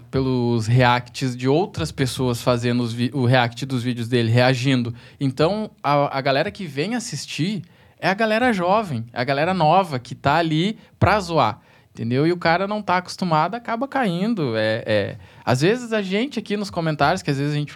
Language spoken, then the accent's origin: Portuguese; Rio Grande do Sul, Brazil; Eu sou do Rio Grande.